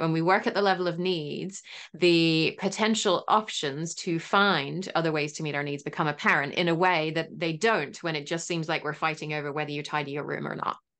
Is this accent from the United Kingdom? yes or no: yes; England, United Kingdom; moved away; I am English originally